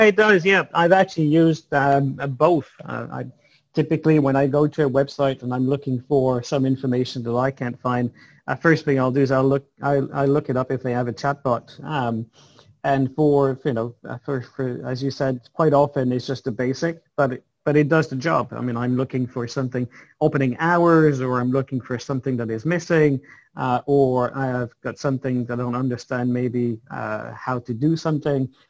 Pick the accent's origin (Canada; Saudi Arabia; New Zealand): Canada; Montreal, Quebec; You're, you're born in Montreal, I believe, uh, the same place I was born